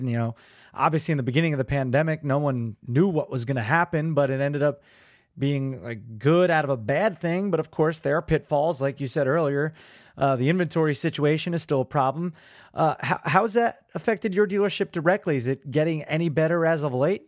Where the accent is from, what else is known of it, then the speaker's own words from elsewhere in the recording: Neptune, New Jersey, United States; also born or lived in Belmar, New Jersey; I'm from Neptune. I live in Belmar